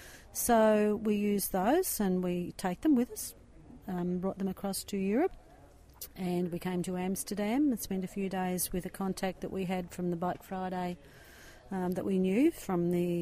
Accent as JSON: {"language": "English", "town": "Wonthaggi", "region": "Victoria", "country": "Australia", "said": "I'm with my husband, Peter, and we're from Wonthaggi in Victoria, Australia."}